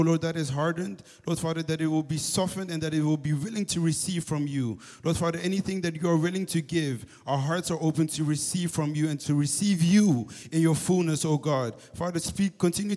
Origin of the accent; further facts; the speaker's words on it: Amsterdam, North Holland, Netherlands; I'm from Amsterdam. So ik ben een Ajaxie